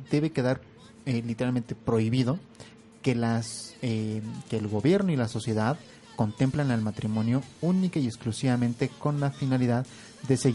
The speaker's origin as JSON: {"language": "Spanish", "region": "Hidalgo", "country": "Mexico", "said": "Por ejemplo, que soy del estado de Hidalgo"}